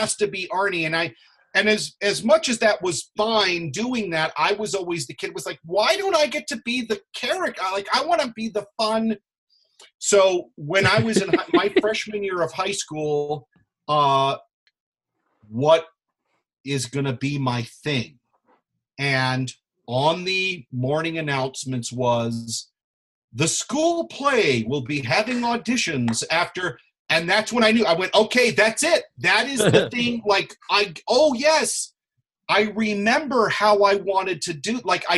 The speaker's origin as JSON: {"language": "English", "town": "Pensacola", "region": "Florida", "country": "United States", "tie": "born or raised there", "also_born_or_lived": "El Paso / Orlando", "said": "But my hometown, I consider as Pensacola, Florida, which is, there's a big Navy base there. It's where my mom grew up, and it's where I actually lived from half of sixth grade through high school graduation."}